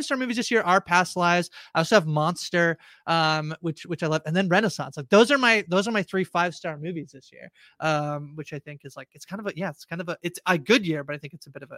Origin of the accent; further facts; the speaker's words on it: Canada; I'm Canadian.